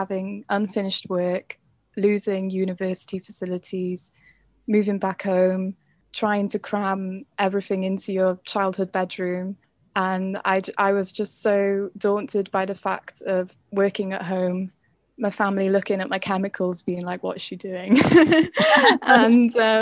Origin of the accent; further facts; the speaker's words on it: Carmarthenshire, Wales, United Kingdom; I'm from Carmarthenshire